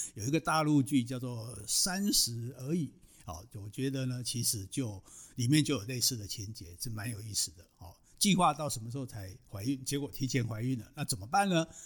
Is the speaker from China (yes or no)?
no; Taiwan; 我们台湾人